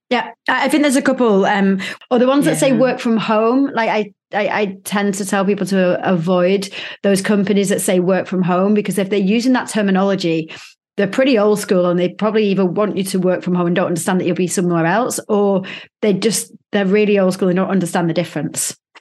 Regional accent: Manchester, North West England, United Kingdom; moved away; not far, like ten minutes drive away from where I grew up

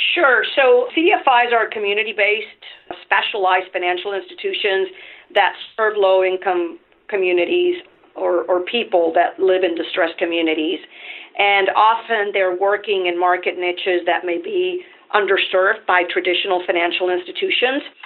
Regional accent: Venezuela; English is a second language; moved away as an adult; now in United States; I'm originally from Venezuela, so I'm an immigrant myself.

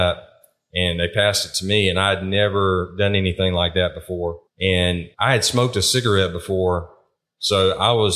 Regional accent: eastern North Carolina, United States; moved away as an adult; also born or lived in Virginia; now in South Carolina, United States; Where I grew up in North Carolina, the eastern part, there was a lot of tobacco farming

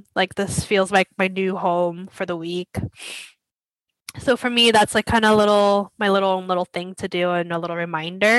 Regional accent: United States; when we're Asian American

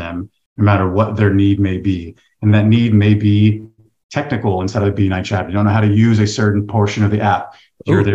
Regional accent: the South, United States; now in San Diego, United States; I'm from the South, so I have a little bit tighter community around me

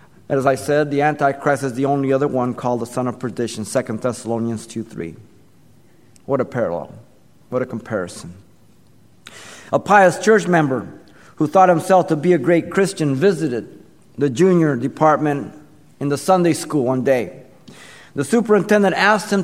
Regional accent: Mexico City, Mexico; I remember growing up in Mexico City. I was small, 4, 5, 6 years old.

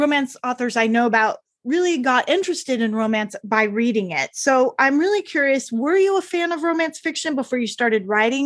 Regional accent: Northern California, United States; I grew up in Northern California

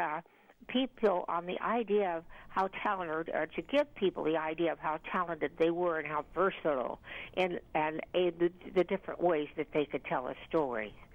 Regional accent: West Coast, United States; I grew up on the West Coast

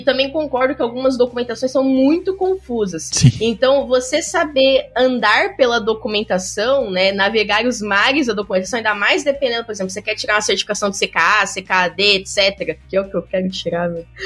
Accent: São Paulo, Brazil; moved away as an adult; also born or lived in Porto Alegre; now in Rio de Janeiro, Brazil; eu sou paulista

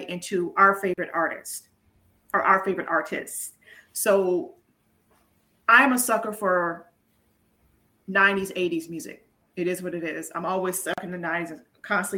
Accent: the South, United States; we're both from the South

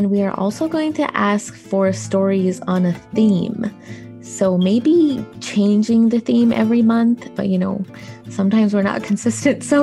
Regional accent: United States; As an American

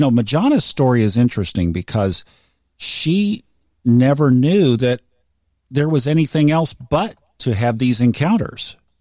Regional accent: Tulsa, Oklahoma, United States; I grew up in Tulsa, Oklahoma in the 60s

